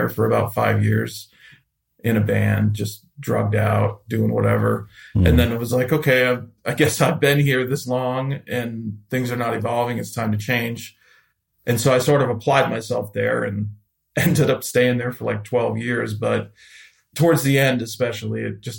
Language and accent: English; Central Falls, Rhode Island, United States; I grew up in Central Falls, which is like right next to Pawtucket.